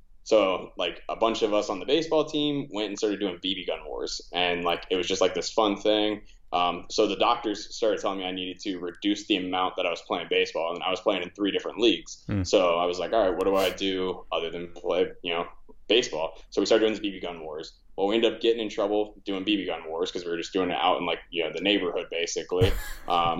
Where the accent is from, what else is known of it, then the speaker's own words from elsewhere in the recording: Orlando, Florida, United States; born and raised in Florida, this was all on like the East Coast side, like Orlando